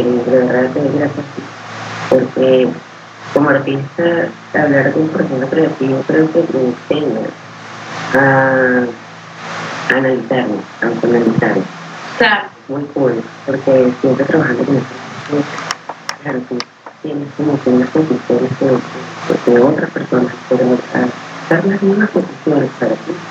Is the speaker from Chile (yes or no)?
no; Venezuela; now in Miami, United States; como venezolana